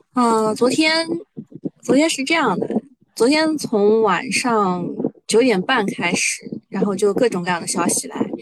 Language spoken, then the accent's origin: Chinese; China; 作为中国人